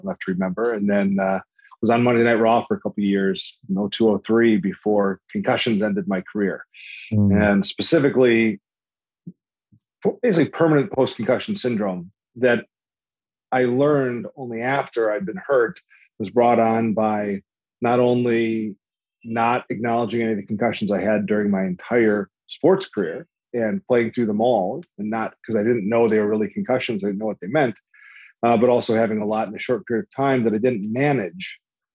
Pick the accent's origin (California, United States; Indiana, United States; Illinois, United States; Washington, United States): Illinois, United States; just outside Chicago; moved away as an adult; I grew up just outside Chicago as a three-sport athlete